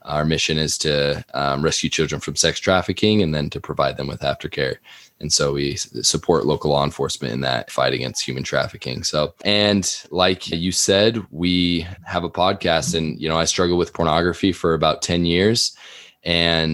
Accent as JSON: {"language": "English", "town": "Sandy", "region": "Utah", "country": "United States", "tie": "born or raised there", "said": "I grew up here in Sandy, Utah"}